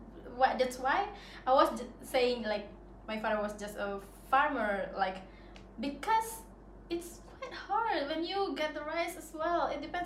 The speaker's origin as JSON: {"language": "English", "town": "Sumba", "region": "East Nusa Tenggara", "country": "Indonesia", "lives_now": "Bali, Indonesia", "said": "Sumba. It's Sumba."}